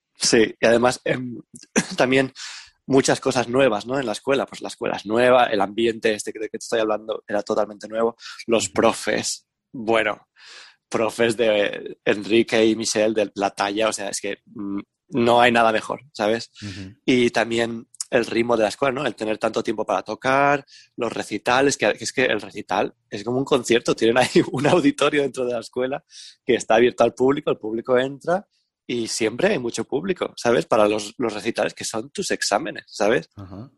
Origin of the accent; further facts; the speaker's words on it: Valencian Community, Spain; en España y en Valencia, ¿no? En plan, pues veía las bandas que, en mi pueblo y yo era, era pequeño